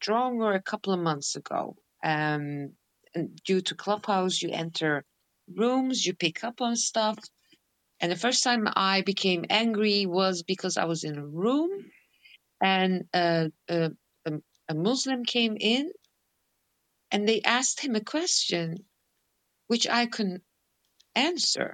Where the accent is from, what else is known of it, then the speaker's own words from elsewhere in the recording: Netherlands; I'm born and raised in Holland